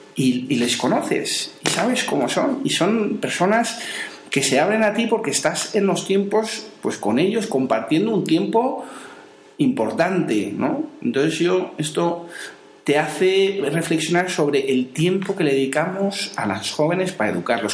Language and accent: Spanish; Madrid, Community of Madrid, Spain; moved away; also born or lived in Seville; soy de Madrid